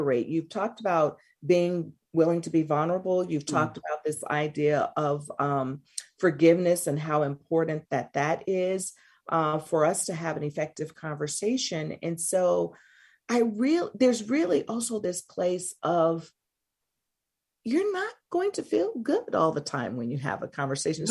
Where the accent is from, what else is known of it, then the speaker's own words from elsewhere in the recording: the South, United States; I'm from the South